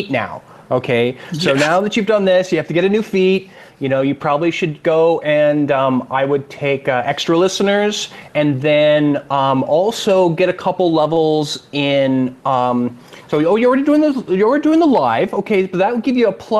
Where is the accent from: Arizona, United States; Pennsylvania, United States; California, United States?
California, United States; Sacramento; accent: California; moved away as an adult; now in Emu Plains, Australia; I have that California accent. I'm actually from Sacramento, California. We moved out here about 7 years ago